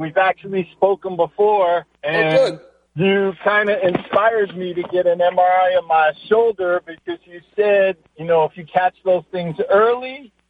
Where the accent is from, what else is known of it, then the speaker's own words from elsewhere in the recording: New York City, New York, United States; moved away; I grew up in Brooklyn and Flatbush and Chitra Bay.